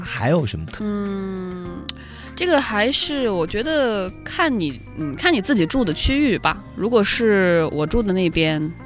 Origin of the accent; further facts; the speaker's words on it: China; 可能我们中国人就是总是会觉得